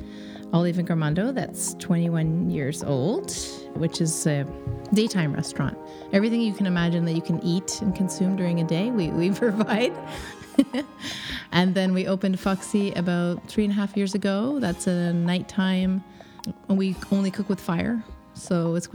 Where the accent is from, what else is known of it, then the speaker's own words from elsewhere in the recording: Kingston, Ontario, Canada; moved away as an adult; now in Montreal, Canada; I grew up in Ontario. I'm from Kingston, Ontario, a little small town